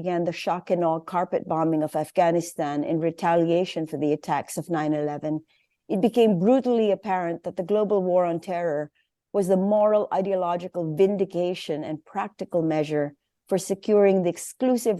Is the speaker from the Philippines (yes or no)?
yes; Philippines; as a Filipina